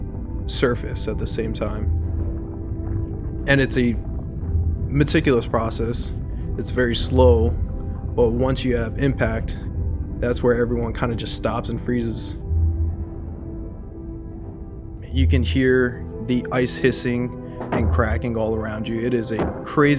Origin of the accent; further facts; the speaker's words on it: Hilo, Hawaii, United States; I'm from Hilo, Hawaii